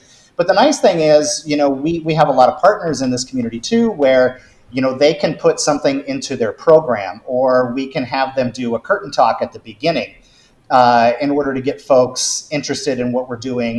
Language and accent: English; Nebraska, United States; for me, grew up in Nebraska